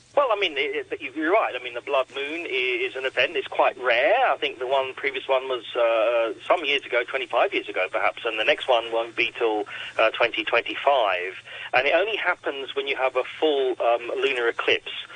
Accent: Australia; also born or lived in Coonabarabran, New South Wales; now in Hong Kong; I'm from Australia, and, and the night sky there in, in a dark site where I lived in Coonabarabran

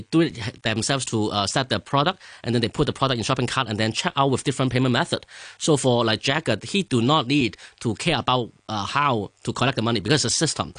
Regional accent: Hong Kong; English is a second language; Okay, so actually I'm grown from Hong Kong and an engineering background.

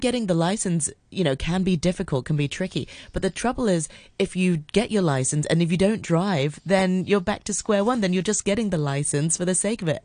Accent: Hong Kong; I grew up in Hong Kong, but, you know, going to an international school

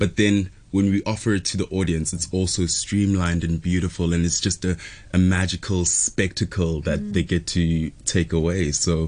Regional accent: South Africa; I was in South Africa as well at home.

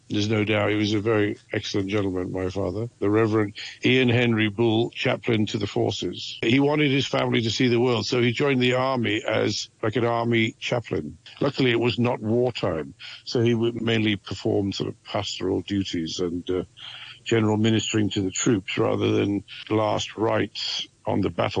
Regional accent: Tidworth, South West England, United Kingdom; born there; 1956, I was born in Tidworth Military Hospital because my father was a medical orderly during the Suez Crisis, and I was conceived on a rooftop in Benghazi and flown back to England to be born.

